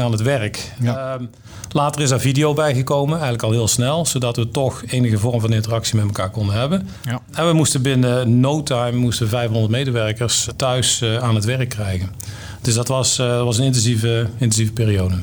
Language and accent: Dutch; North Brabant, Netherlands; Ik ben Brabander